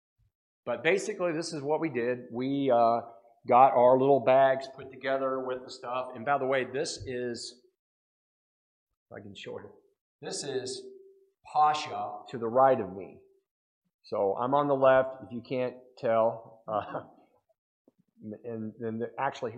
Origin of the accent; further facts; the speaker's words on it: United States; I'm an American.